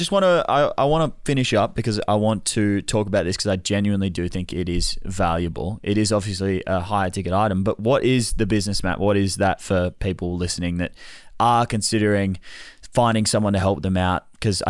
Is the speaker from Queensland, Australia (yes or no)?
no; Melbourne, Victoria, Australia; You're from Melbourne. I'm from Melbourne.